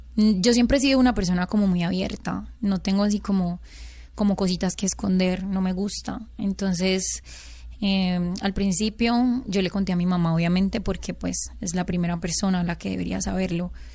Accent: Caucasia, Antioquia, Colombia; el pueblo de donde yo soy, yo soy de Caucasia, Antioquia

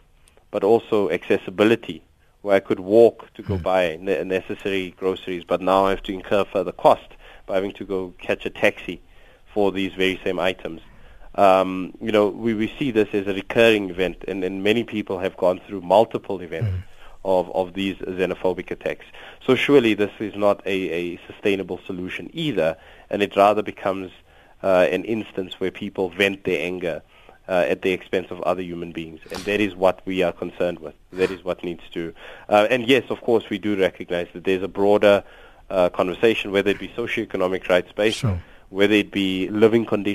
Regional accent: South Africa; all of us as South Africans

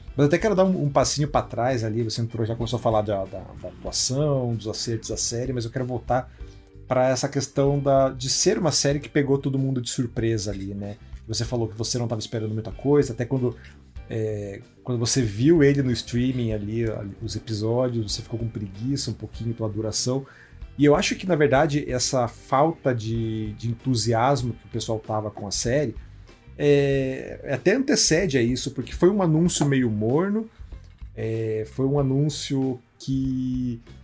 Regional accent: Curitiba, Paraná, Brazil; eu sou de Curitiba

